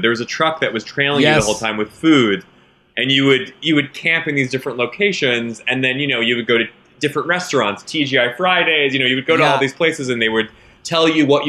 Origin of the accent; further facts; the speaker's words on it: Westchester, New York, United States; I'm from the East Coast. From Westchester. From New York.